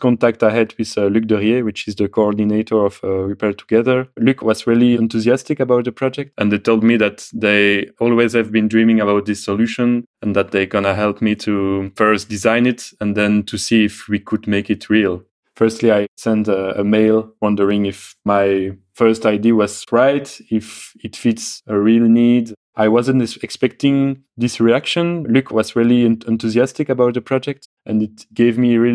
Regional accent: Belgium; I come from Belgium

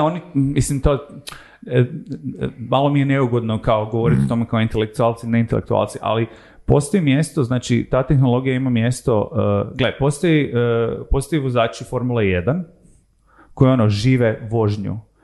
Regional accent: Zagreb, City of Zagreb, Croatia; also born or lived in Rijeka / Tokyo; rodio sam se u Rijeci, odrastao sam u Zagrebu

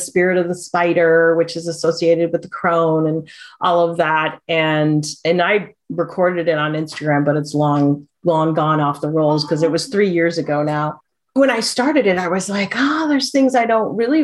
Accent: Midwest, United States; moved away as an adult; also born or lived in Oahu, Hawaii; now in Pacific Northwest, United States; growing up in the Midwest and then moving to a tropical isle

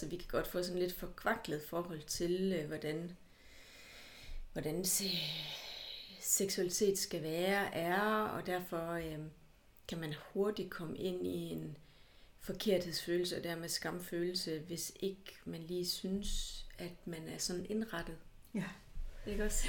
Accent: Hjørring, North Denmark Region, Denmark; now in Aarhus, Denmark; jeg er fra Nordjylland, og fra Jøring

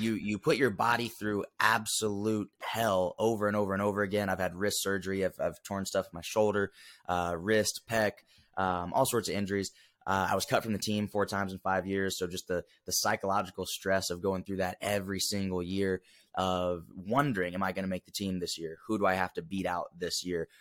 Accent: Huntsville, Alabama, United States; Grew up originally from Huntsville, Alabama

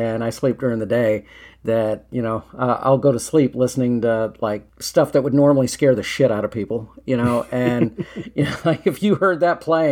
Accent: Germany; moved away; I'm from Germany

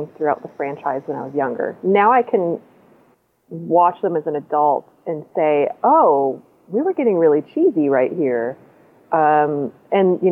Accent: Michigan, United States; I grew up in Michigan

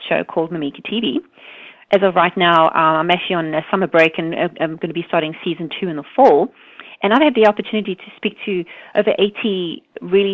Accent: South Africa; now in United States; Growing up in South Africa

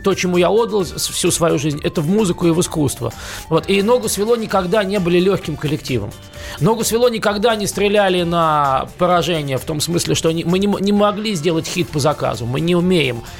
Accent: Moscow, Russia; also born or lived in New York; Я москвич, я родился и вырос в Москве

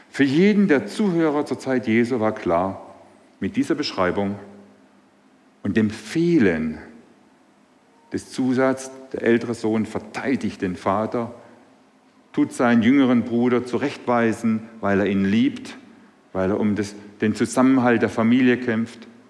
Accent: Swabia, Germany; accent: Swabian; now in Burbach, Germany; Meine Sprache verrät mich, ich bin Schwabe.

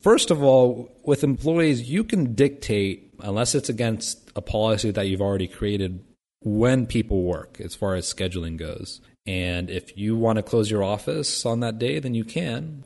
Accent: Vandalia, Ohio, United States; moved away; back in my hometown of Vandalia, Ohio, where I grew up

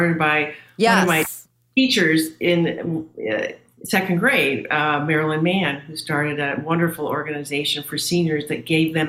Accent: St. Louis, Missouri, United States; moved away; I was born and raised in St. Louis

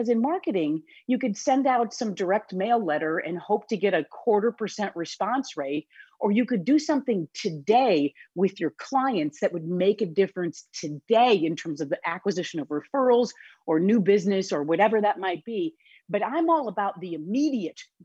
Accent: Wisconsin, United States; also born or lived in Illinois; now in Chicago area, Illinois, United States; I am born and raised in Wisconsin. And so the fact that I live in Illinois is just, it's by happenstance.

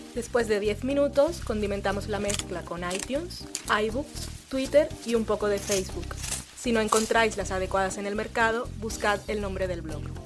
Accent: Barranquilla, Atlántico, Colombia; moved away; yo soy de Barranquilla

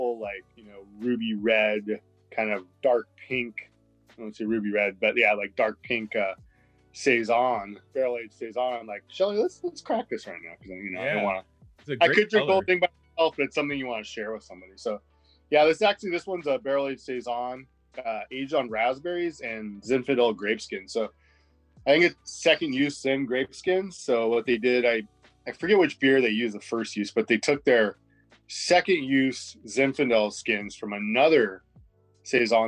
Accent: Goleta, California, United States; now in Los Angeles, United States; I grew up in like on the Central Coast, in the Goleta, Santa Barbara area

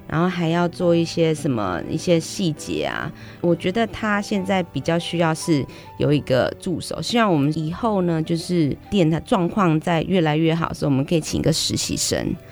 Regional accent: Jianshi Township, Hsinchu County, Taiwan; moved away as an adult; also born or lived in Italy; 我是新竹县坚持乡人

